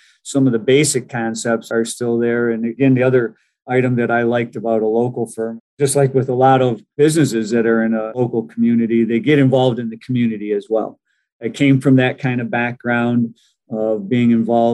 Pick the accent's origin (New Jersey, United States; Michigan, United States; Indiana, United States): Michigan, United States; Saginaw; I come from the Saginaw area, and I was pretty sure I wanted to stay in Michigan